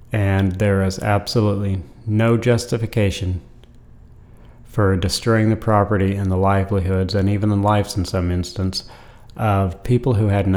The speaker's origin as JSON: {"language": "English", "region": "Idaho", "country": "United States", "said": "I was from Idaho"}